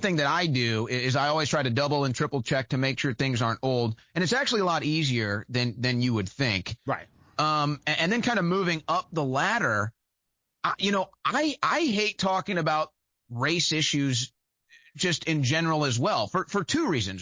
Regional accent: St. Louis, Missouri, United States; moved away; It was my hometown where I lived at the time

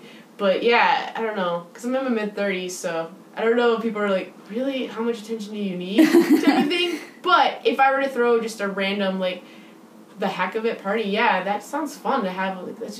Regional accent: Midwest, United States; I grew up in the Midwest

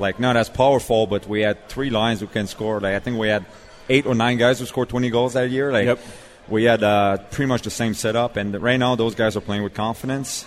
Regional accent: Montreal, Quebec, Canada; now in Nashville, United States; I'm from Montreal

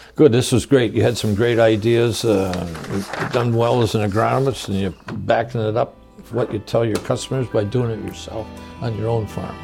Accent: Michigan, United States; I grew up in Michigan

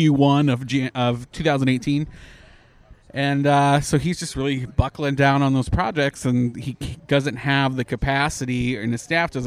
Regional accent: Canada; now in Orlando, United States; I'm a socialist from Canada.

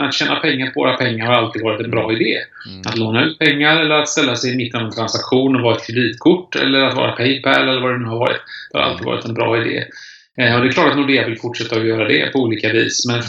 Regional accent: Kungsbacka, Halland County, Sweden; Började på lokaltidningen hemma i Kungsbacka på västkusten när jag växte upp

